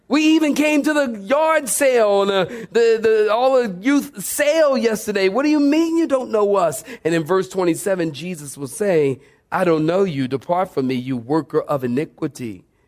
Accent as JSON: {"language": "English", "town": "Philadelphia", "region": "Pennsylvania", "country": "United States", "also_born_or_lived": "Oceanside, California", "moved": "yes", "said": "I am from Philadelphia, and my father is a drug dealer"}